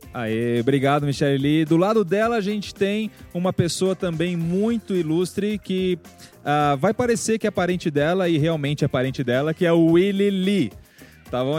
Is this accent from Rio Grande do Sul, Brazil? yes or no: no; São Paulo, Brazil; Eu, eu nasci em São Paulo